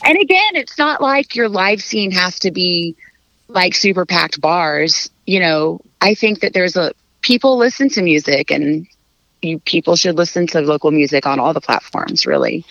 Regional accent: Fort Worth, Texas, United States; I'm from Fort Worth

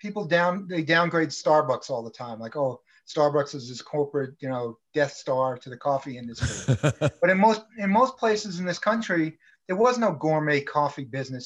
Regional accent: New York City, New York, United States; moved away; also born or lived in Las Vegas; I grew up in I was born in Brooklyn

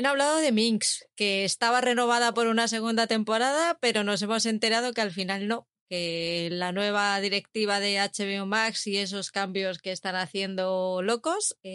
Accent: Madrid, Community of Madrid, Spain; soy de San Blas

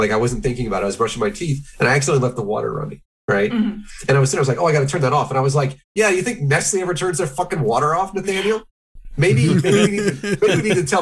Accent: Midwest, United States; I'm from the Midwest.

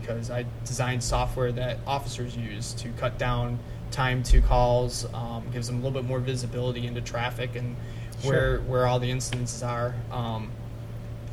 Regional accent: St. Clair Shores, Michigan, United States; moved away as an adult; I'm from St. Clair Shores

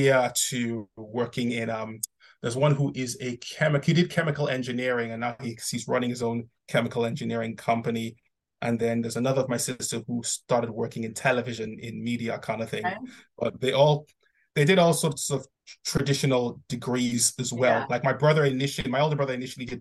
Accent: Nigeria; I grew up in Nigeria

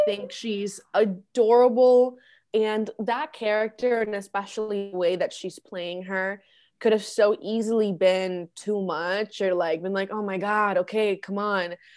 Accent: Orlando, Florida, United States; first language Spanish; English is a second language; also born or lived in Medellín, Colombia; I grew up in Orlando

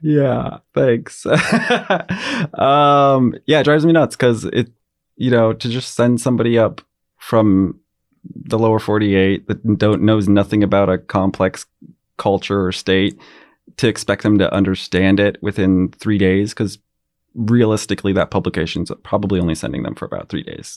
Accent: Girdwood, Alaska, United States; I grew up in Girdwood and I loved it

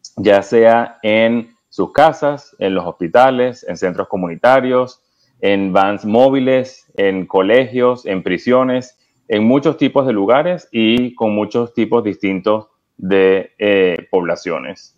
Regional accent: Venezuela; now in United States; yo soy original de Venezuela, tengo en Estados Unidos aproximadamente 20 años

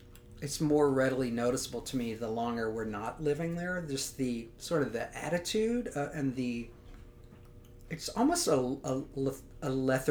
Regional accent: Louisiana, United States; I grew up in Louisiana. I went to LSU

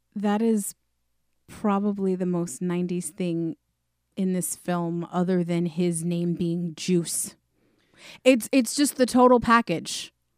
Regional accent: New York, United States; We're from New York

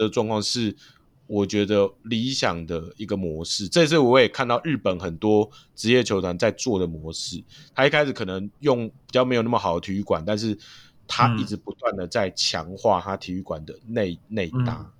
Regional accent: Hsinchu, Taiwan; 我是新竹人，我真的就是会想要支持这些球

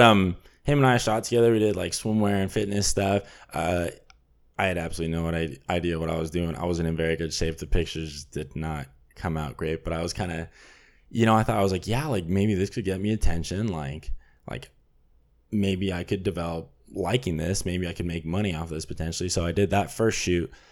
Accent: Burbank, California, United States; I'm from Burbank, California

